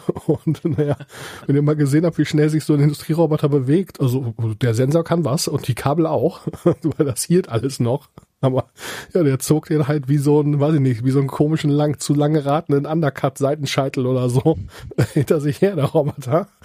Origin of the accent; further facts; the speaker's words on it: area around Göttingen, Lower Saxony, Germany; also born or lived in Munich; now in Kiel, Germany; ich komme gebürtig aus der Gegend von Göttingen.